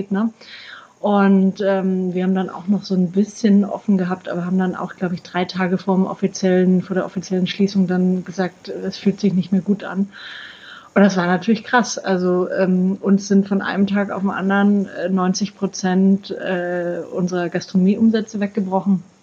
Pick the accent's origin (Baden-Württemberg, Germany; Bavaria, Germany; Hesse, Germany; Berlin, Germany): Bavaria, Germany; Ich komme aus Franken, da äh, wird man da ja quasi ein bisschen mit der Muttermilch aufgezogen